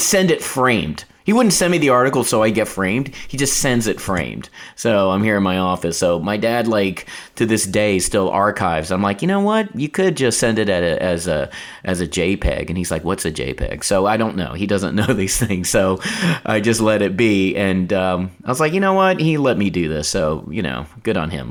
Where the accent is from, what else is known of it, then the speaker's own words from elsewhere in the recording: North Carolina, United States; I grew up in North Carolina